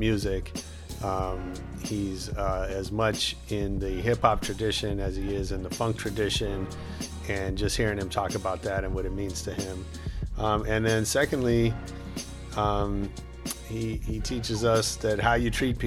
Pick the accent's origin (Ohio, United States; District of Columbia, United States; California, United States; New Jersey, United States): California, United States; San Francisco; I'm from San Francisco